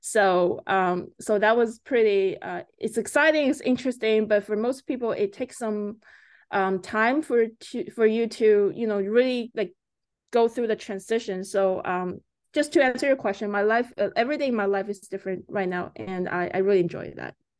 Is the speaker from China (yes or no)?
yes; China; moved away as an adult; also born or lived in Canada / United States; now in Vancouver, Canada; I was growing up in China until, uh, eighteen years old, and I came to Canada.